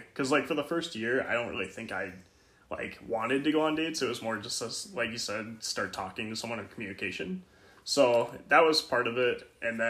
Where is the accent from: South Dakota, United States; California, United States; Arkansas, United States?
South Dakota, United States; I grew up in South Dakota and went to school in South Dakota in college and such.